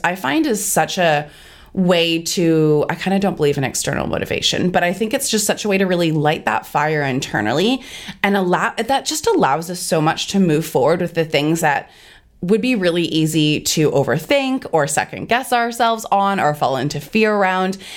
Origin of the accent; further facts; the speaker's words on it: Canada; now in Australia; we're both originally from Canada